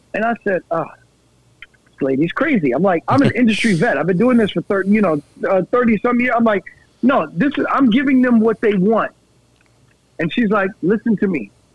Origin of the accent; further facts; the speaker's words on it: New York, United States; I'm already from New York